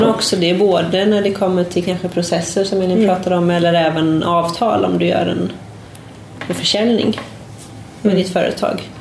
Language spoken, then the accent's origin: Swedish; Sweden; now in Portugal